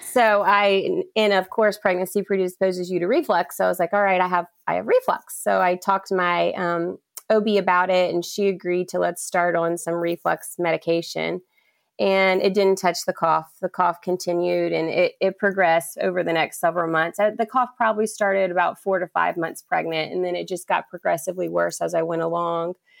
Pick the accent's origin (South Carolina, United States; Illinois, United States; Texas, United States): South Carolina, United States; Charleston; I'm born and raised in Charleston, South Carolina